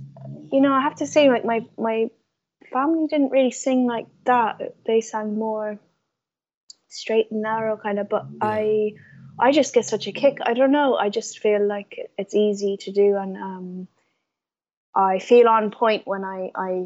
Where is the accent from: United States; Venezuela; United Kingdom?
United Kingdom; London; moved away; also born or lived in Galway; I grew up over in London, and then when I moved to, you know, I grew up in a very Irish community here and my parents are Irish, and then when I moved to Galway